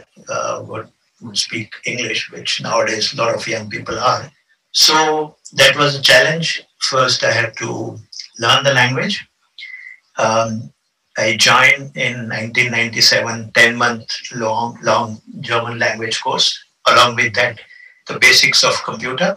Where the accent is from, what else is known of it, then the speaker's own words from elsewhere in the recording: India; moved away as an adult; now in Vienna, Austria; in 1992, I was selected from India to take part in 3 months exchange program